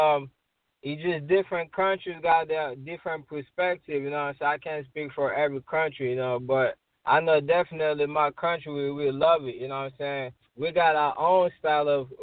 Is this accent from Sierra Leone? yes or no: yes; Sierra Leone; moved away; I came from West Africa, Sierra Leone